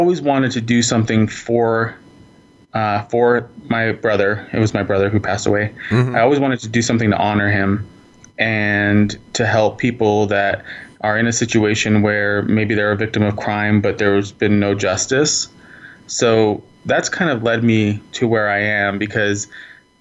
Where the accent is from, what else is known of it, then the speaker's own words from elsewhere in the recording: New Mexico, United States; I was born in New Mexico, born and raised. I've lived here my entire life.